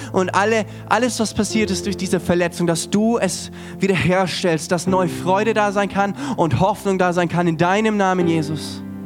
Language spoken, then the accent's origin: German; Germany; für uns auch als Deutsche